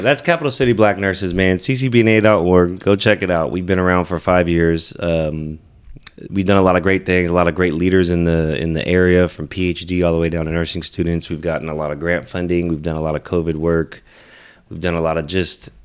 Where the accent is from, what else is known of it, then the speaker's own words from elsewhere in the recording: Merced, California, United States; moved away as an adult; also born or lived in Texas; growing up in the Central Valley